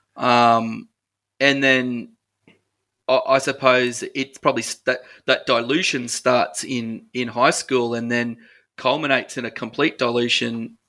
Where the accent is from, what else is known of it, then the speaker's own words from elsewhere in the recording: Ipswich, Queensland, Australia; I'm a Ipswich boy, so I'm Ipswich born and bred, and love my hometown